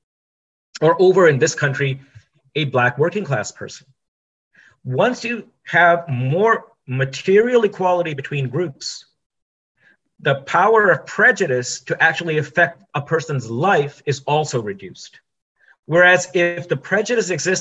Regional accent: India; now in United States; I'm an Indian

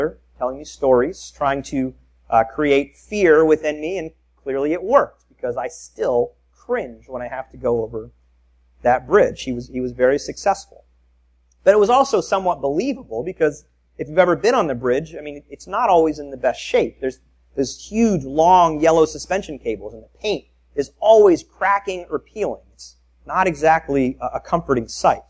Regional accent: Tampa, Florida, United States; I grew up in South Tampa

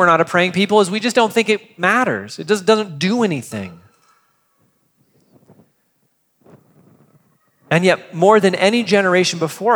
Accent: United States; as an American

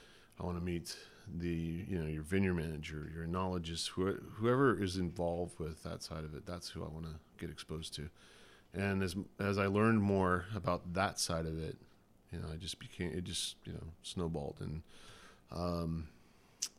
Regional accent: Texas, United States; now in California, United States; now I'm a hippie in California, apparently, growing up in Texas

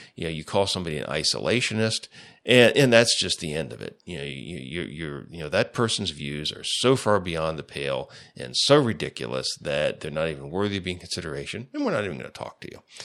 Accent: United States; as an American

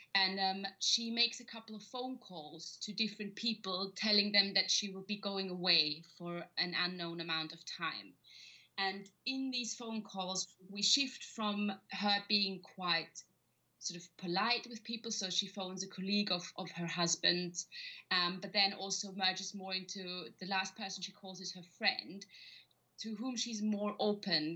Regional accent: Vienna, Austria; moved away as an adult; now in London, United Kingdom; I'm Austrian, so I'm originally from Vienna

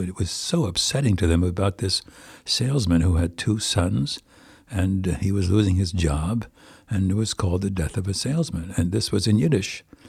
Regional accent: Plainfield, New Jersey, United States; now in White Plains, United States; I come from Plainfield, New Jersey

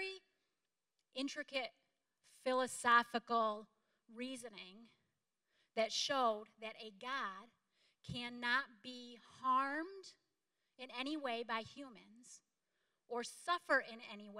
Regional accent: DeKalb Junction, New York, United States; I grew up in DeKalb Junction, New York.

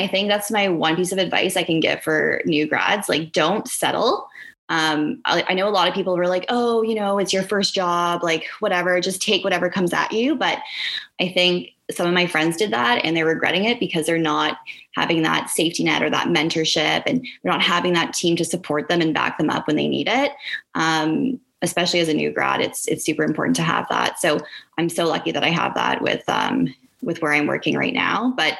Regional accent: Oakville, Ontario, Canada; I was sort of set on living and working downtown Toronto because I was from Oakville.

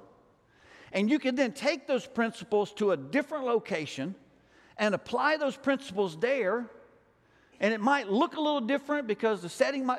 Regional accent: Alabama, United States; I'm from Alabama

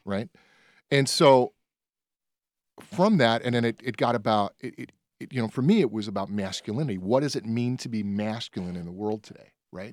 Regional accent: Berwyn, Illinois, United States; I grew up in Berwyn.

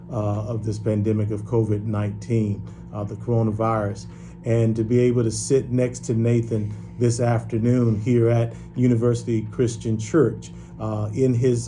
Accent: Rocky Mount, North Carolina, United States; I grew up in North Carolina, a small town called Rocky Mount, North Carolina

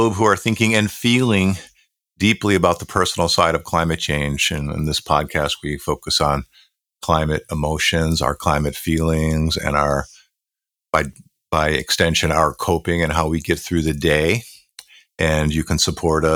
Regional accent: Buffalo, New York, United States; where I grew up in Western New York, in Buffalo, New York

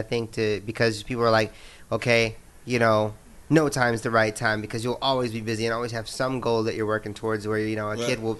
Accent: Indiana, United States; I'm from Indiana

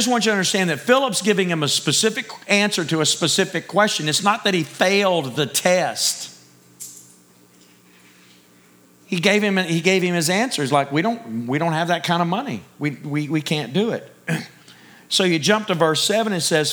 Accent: Texas, United States; Me being a Texan

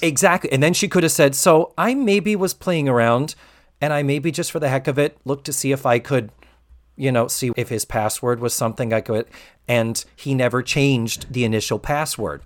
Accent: Massachusetts, United States; now in Orlando, United States; as a Yankee, I was born and raised in Massachusetts

